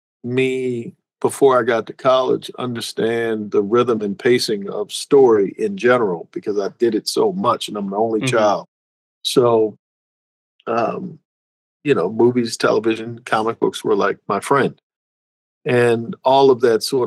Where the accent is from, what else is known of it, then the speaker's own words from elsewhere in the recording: Annapolis, Maryland, United States; I grew up in Annapolis, Maryland.